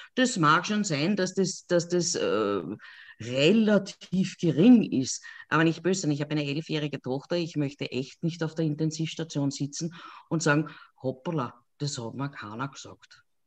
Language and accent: German; Lower Austria, Austria; ich komme aus Niederösterreich